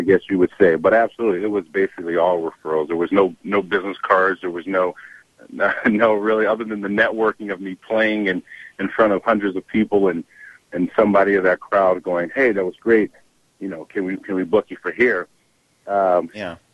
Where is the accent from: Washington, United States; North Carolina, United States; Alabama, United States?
Washington, United States; Kent; We're from Washington State, Kent, Washington.